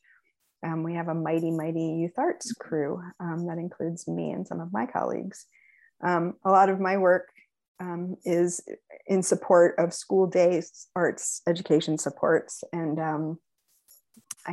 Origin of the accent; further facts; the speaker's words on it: Allentown, Pennsylvania, United States; also born or lived in Bronx, New York; now in Seattle, United States; I grew up in Allentown, Pennsylvania, the majority of my life